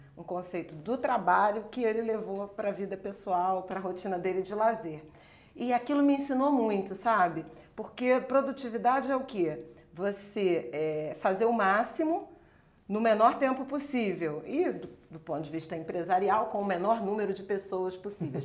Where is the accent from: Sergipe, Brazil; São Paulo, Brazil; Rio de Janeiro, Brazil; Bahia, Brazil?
Rio de Janeiro, Brazil; eu sou carioca, de Irajá, crescida em Irajá